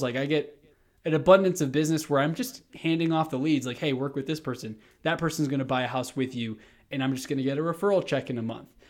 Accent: Houston, Texas, United States; moved away as an adult; now in Colorado, United States; I'm from Houston, Texas. Literally decided to just up and move to Colorado about a month and a half ago

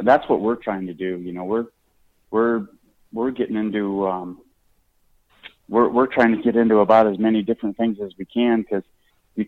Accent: Nebraska, United States; now in Ohio, United States; Where I grew up in Nebraska, we used to have a couple of small town, you know, sporting goods stores

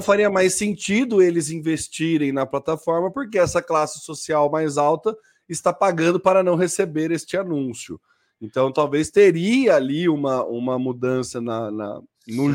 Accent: Brazil; somos brasileiros médios

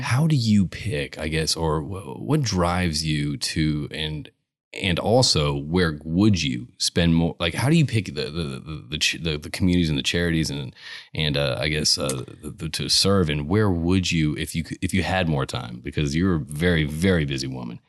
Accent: Connecticut, United States; now in Houston, United States; I grew up in Connecticut

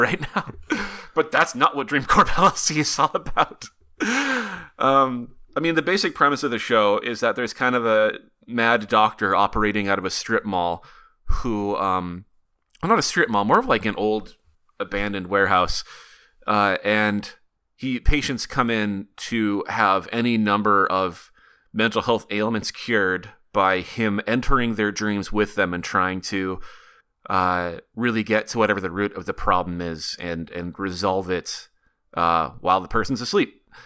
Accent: Montana, United States; Bozeman, Montana, which is about an hour and a half from where I grew up.

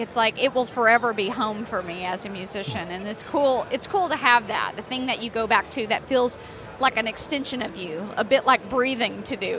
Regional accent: Tennessee, United States; I'm from Tennessee

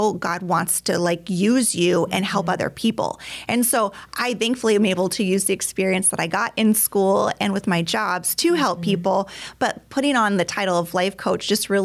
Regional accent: Alaska, United States; also born or lived in Colorado / Texas; now in Minnesota, United States; I was born and raised in Alaska

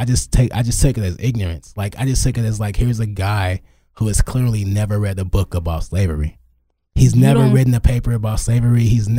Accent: Crowley, United States; I'm from Crowley.

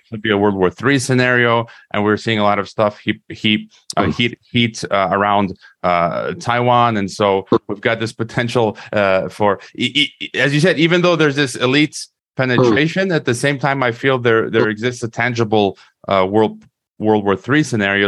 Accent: United States; I was born in the U.S. I'm an American

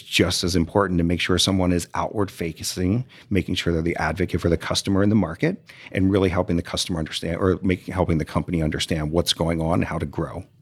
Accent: Delaware, United States; moved away as an adult; now in Houston, United States; I'm a Yankee, I'm from Delaware

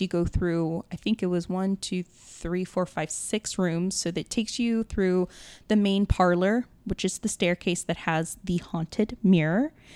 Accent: New Orleans, Louisiana, United States; now in Los Angeles, United States; I was from New Orleans

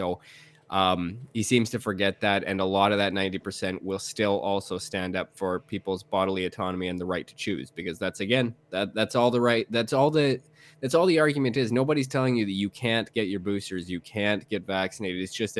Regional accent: Canada; I'm a Canadian, man, and I didn't expect it.

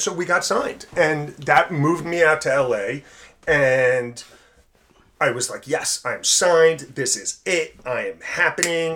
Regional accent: South Orange, New Jersey, United States; growing up in South Orange

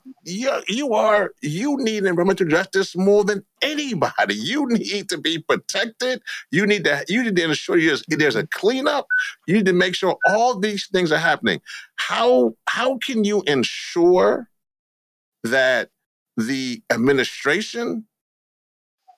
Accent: Louisiana, United States; I'm from Louisiana

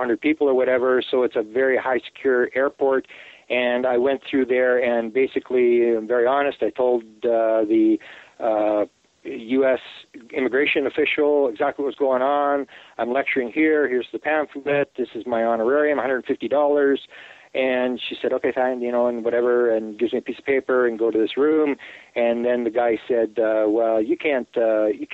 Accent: Canada; I'm a Canadian.

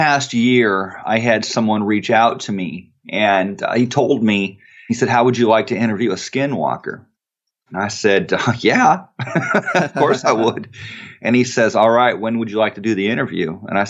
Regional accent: Arizona, United States; because I am from Arizona

